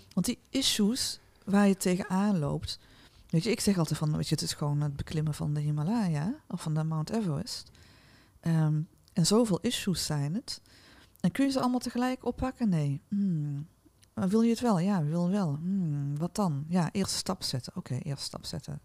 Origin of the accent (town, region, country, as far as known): North Brabant, Netherlands